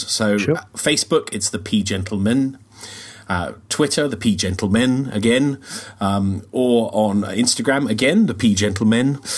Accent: United Kingdom; being very British, you don't offer an opinion unless you're asked for one.

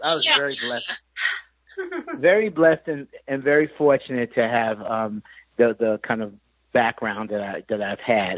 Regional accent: New York City, New York, United States; growing up in Queens, New York

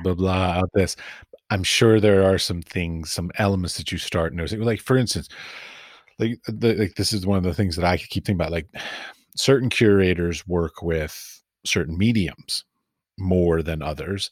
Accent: United States; moved away; I come from America

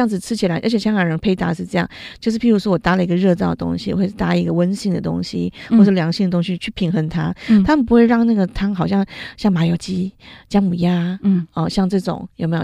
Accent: Taiwan; 我们台湾人

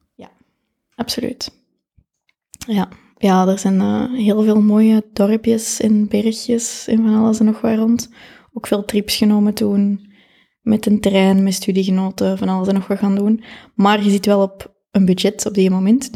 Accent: Kapellen, Flanders, Belgium; Ik ben van Capelle.

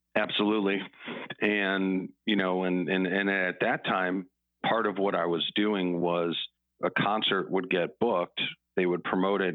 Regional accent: Chicago, Illinois, United States; I grew up in Chicago

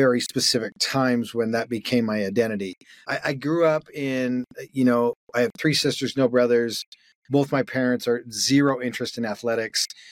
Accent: Calgary, Alberta, Canada; moved away; I grew up in Calgary, Canada

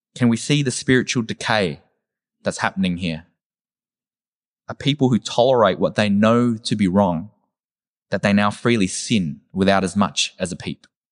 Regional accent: Werribee, Victoria, Australia; I'm from Werribee

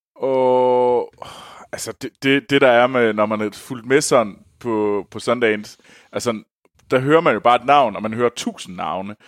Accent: Denmark; moved away; jeg var hjemme i Danmark

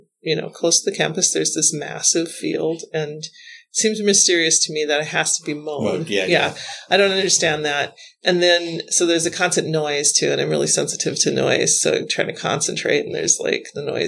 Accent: North Dakota, United States; moved away; I grew up near the National Grasslands in North Dakota. It's a big part of my childhood memory and my love, my prairie girl love

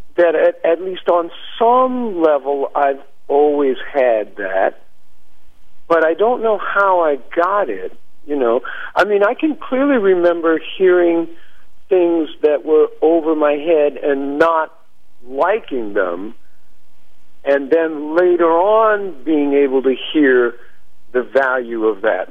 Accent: Chicago, Illinois, United States; also born or lived in New York City / Long Island; now in Stony Brook, United States; I was born in '52, and I grew up in Chicago in Hyde Park, which is the community on the south side where the University of Chicago is.

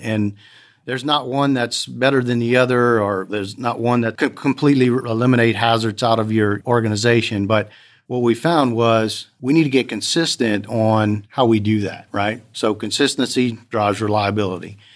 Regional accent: Lafayette, Louisiana, United States; I'm from Lafayette, Louisiana, born and raised there.

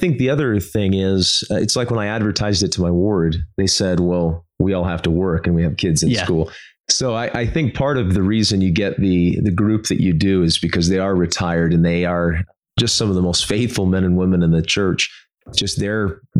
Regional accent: Kingwood, Texas, United States; also born or lived in Houston, Texas; I grew up in Houston, Texas. I was born there and raised in Kingwood, Texas.

